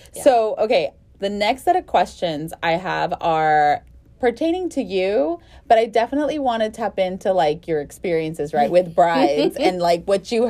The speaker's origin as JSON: {"language": "English", "area": "the Rio Grande Valley", "region": "Texas", "country": "United States", "tie": "born or raised there", "moved": "as an adult", "lives_now": "Houston, United States", "said": "I lived here in Houston already, and growing up in the Valley, we had a seamstress."}